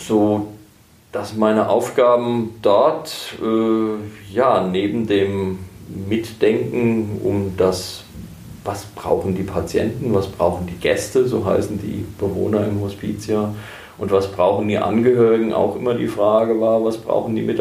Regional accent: Herborn, Hesse, Germany; 56 Jahre alt, geboren in Herborn ähm, und dort auch groß geworden. Ähm, studiert habe ich in Heidelberg und in Marburg.

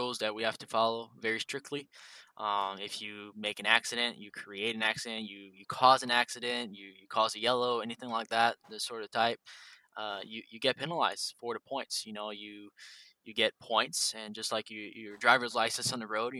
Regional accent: Drummondville, Quebec, Canada; I'm from Quebec, Canada, in Drummondville

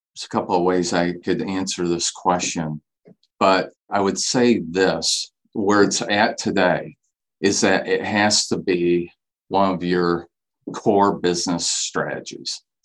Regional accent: Saginaw, Michigan, United States; I grew up in Saginaw, been here my entire life.

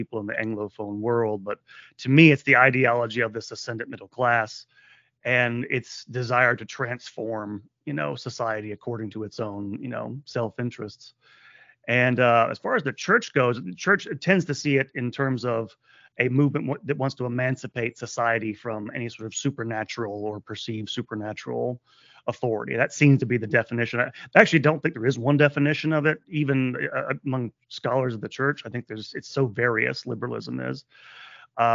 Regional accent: United States; I'm an American

